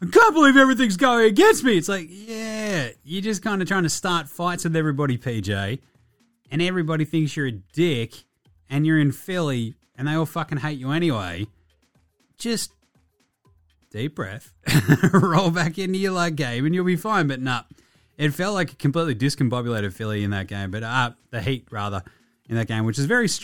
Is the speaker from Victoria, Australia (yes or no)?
yes; Ballarat, Victoria, Australia; I'm from Ballarat